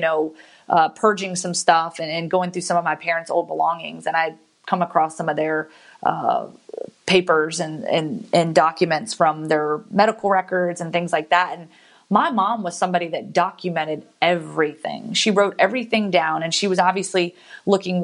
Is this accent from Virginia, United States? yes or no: yes; Giles County, Virginia, United States; moved away as an adult; also born or lived in Guantanamo Bay, Cuba; now in Birmingham, United States; I grew up around Virginia Tech